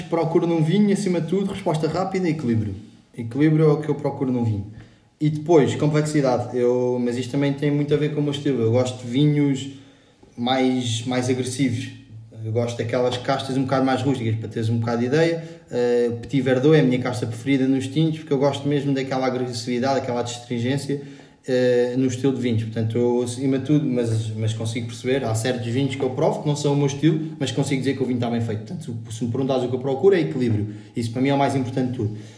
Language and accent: Portuguese; Lisbon, Portugal; fiz a minha vida toda em Lisboa, na grande cidade portuguesa